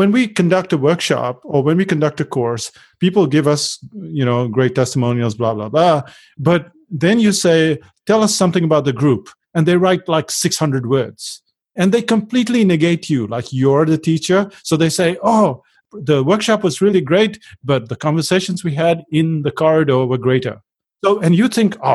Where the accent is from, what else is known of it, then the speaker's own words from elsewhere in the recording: India; now in New Zealand; So the good thing was that we moved from India to New Zealand. And in India, we were working and then we got to New Zealand and we were working and we thought this has to stop.